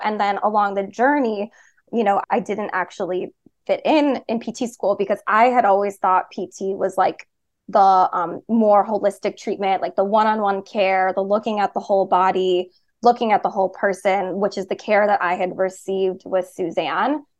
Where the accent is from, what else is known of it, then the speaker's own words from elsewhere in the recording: Chicago, Illinois, United States; also born or lived in Boston; I moved home to Chicago